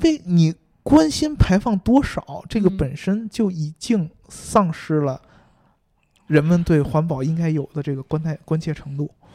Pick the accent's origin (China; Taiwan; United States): China; 在我们中国，咱们中国人善良啊